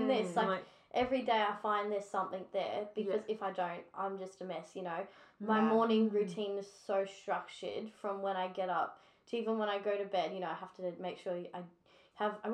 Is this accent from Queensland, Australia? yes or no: yes; Brisbane, Queensland, Australia; I was born and raised in Brisbane. I've never left Brisbane